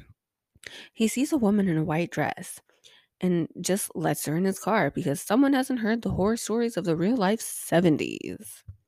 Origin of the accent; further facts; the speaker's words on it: United States; as an American